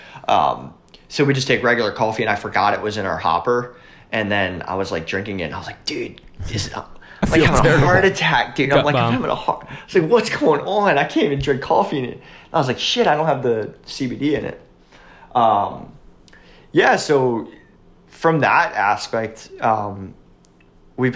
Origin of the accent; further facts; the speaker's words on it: York County, Pennsylvania, United States; also born or lived in Marietta, Pennsylvania; I grew up in York County, which is like across the river